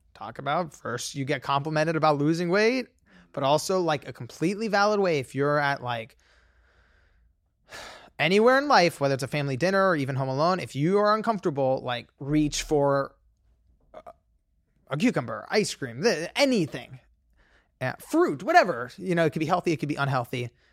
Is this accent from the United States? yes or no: yes; Los Angeles, California, United States; I grew up in Los Angeles